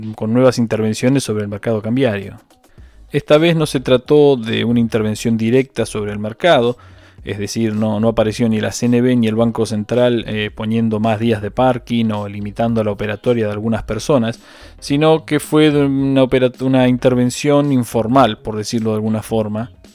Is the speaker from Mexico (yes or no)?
no; Argentina